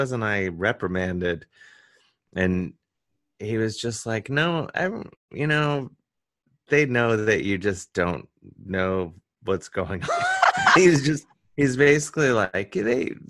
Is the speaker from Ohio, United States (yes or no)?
yes; Cleveland, Ohio, United States; now in New York, United States; I'm from Cleveland, so I say gyro.